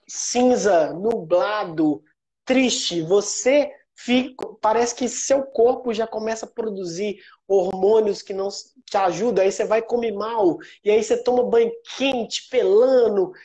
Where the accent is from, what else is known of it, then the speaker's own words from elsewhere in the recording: Sete Lagoas, Minas Gerais, Brazil; eu sou natural de Sete Lagoas, é uma cidade do interior de Minas